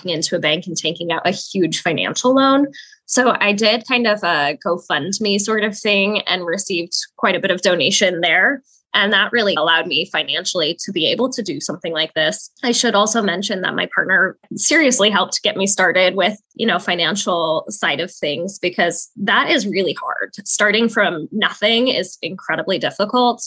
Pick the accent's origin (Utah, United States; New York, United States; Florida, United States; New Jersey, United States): Utah, United States; Salt Lake City; I was born and raised in Salt Lake City, Utah